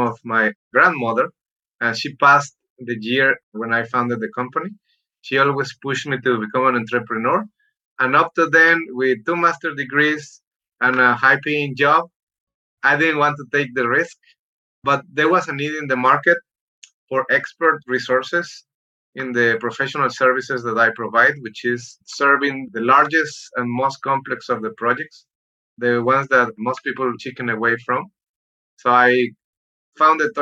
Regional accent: Mexico; moved away as an adult; now in United States; I'm an immigrant. I was born in Mexico. I came to the US

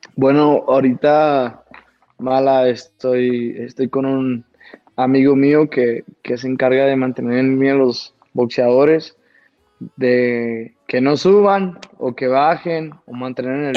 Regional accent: Caborca, Sonora, Mexico; also born or lived in Mexico City; Yo vengo de un ranchito de Caborca

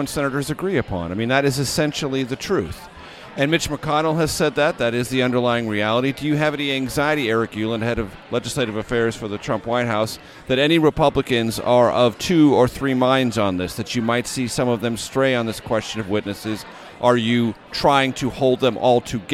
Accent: San Diego, California, United States; I'm a Caucasian from San Diego

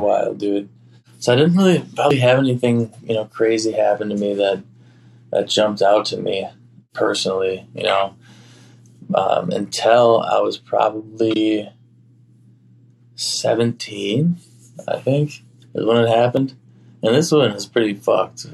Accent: Oconomowoc, Wisconsin, United States; my hometown

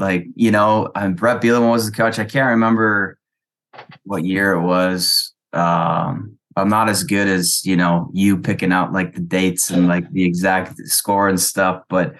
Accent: Wisconsin, United States; now in Madison, United States; When I was growing up, because I lived on the border between Wisconsin and Minnesota

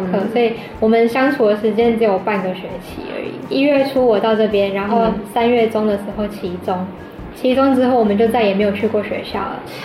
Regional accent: Tainan, Taiwan; moved away as an adult; now in Bangkok, Thailand; 我们台南人的早餐也是蛮丰盛

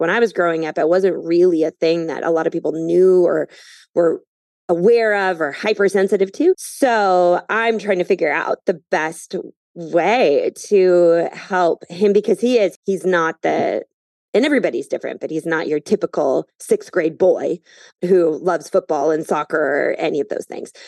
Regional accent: Minnesota, United States; moved away as an adult; also born or lived in Phoenix, Arizona; now in New York City, United States; I grew up in Minnesota

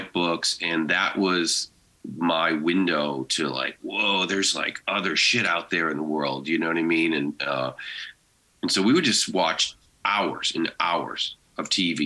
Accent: Haverhill, Massachusetts, United States; moved away; growing up, it was a small town in like 40 miles north of Boston called Haverhill, Massachusetts.

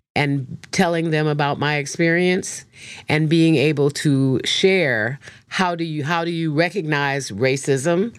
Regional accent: Chicago, Illinois, United States; also born or lived in South Africa; I'm from Chicago

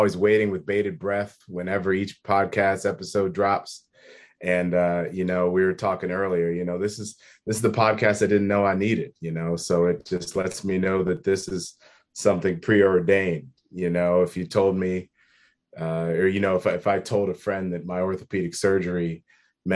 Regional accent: Worthington, Ohio, United States; I am born and raised in Columbus, in a city that no one's ever heard of. It's a suburb of Columbus called Worthington

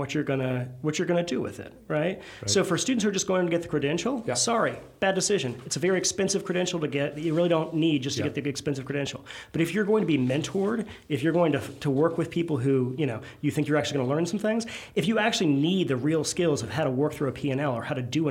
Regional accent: Virginia, United States; now in Louisiana, United States; I'm not from Louisiana. I'm from Virginia originally.

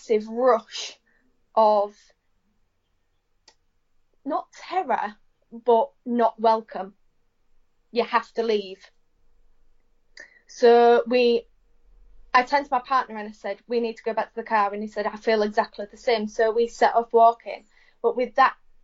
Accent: Hornsea, Yorkshire and the Humber, United Kingdom; We're from Hornsey, which is right on the east coast

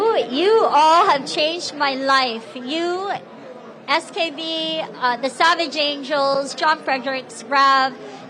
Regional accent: Canada; now in Arizona, United States; I'm Canadian

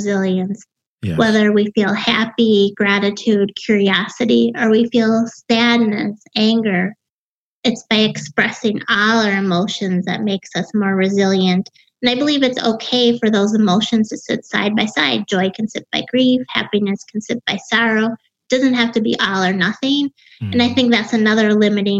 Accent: Wisconsin, United States; accent: Wisconsin; I grew up in Wisconsin.

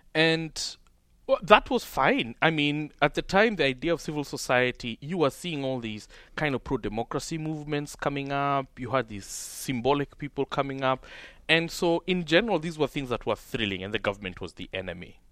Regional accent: Kenya; my hometown and all the shops and all the small businesses and all the small factories of just this striving class of people who I was brought up with were broken

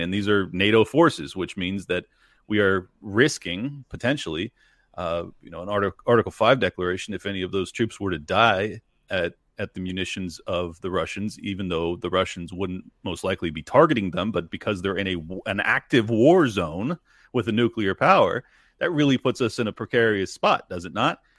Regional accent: United States; as an American

